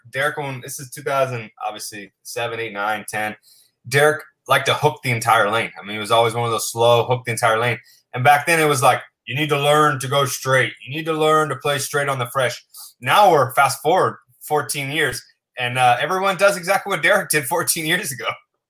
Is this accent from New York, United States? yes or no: no; Southern California, United States; So I grew up in Southern California. There's no snow, no ice, none of that kind of crap, right?